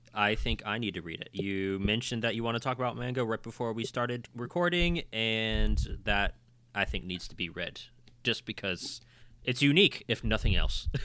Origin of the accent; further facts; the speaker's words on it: West Virginia, United States; We're from West Virginia